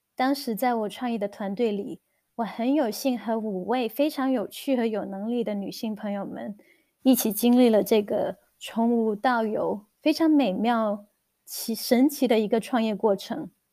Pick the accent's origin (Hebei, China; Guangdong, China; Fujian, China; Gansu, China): Guangdong, China; moved away as an adult; also born or lived in Shenzhen; now in New Zealand; 我是土生土长的广东人，在广州完成了我的本科之后，我在深圳工作了一段时间，然后移居新西兰